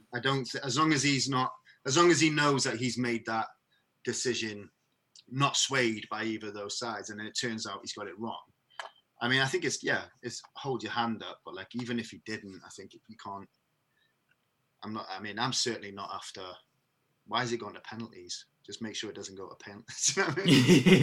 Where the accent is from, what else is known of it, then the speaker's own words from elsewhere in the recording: Merthyr Tydfil, Wales, United Kingdom; now in Bristol, United Kingdom; I'm, I'm originally from the from the valleys, and I don't know why. In Merthyr Tydfil, in particular